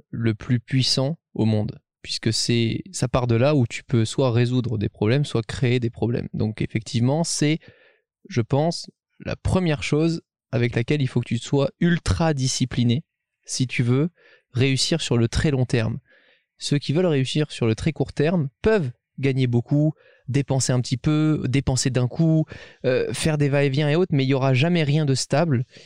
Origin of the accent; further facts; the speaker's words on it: Monaco; les gens forcément savent que je viens de Monaco.